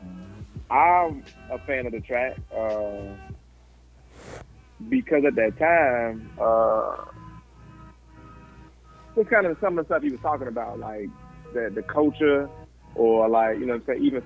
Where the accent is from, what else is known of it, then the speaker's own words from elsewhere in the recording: Chicago, Illinois, United States; I'm from Chicago, like outside flipping on mattresses